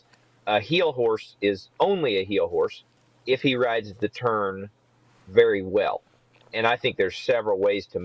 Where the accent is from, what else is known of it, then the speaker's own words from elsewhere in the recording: Kansas, United States; I grew up in Kansas